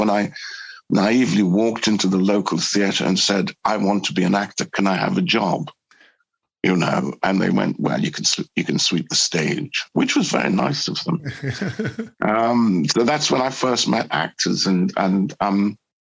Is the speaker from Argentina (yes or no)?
no; Newcastle upon Tyne, North East England, United Kingdom; moved away; also born or lived in Trinidad; I grew up in Newcastle